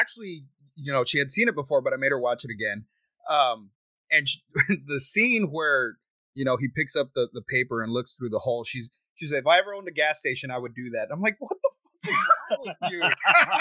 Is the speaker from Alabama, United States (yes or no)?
no; Texas, United States; I'm from Texas. I live in Texas